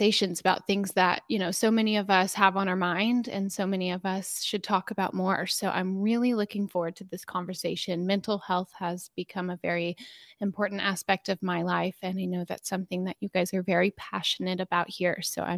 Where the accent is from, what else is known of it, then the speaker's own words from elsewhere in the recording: Dallas, Texas, United States; Yeah, I am so grateful for how I was raised and the city I was raised in. I grew up with a sister and my two parents.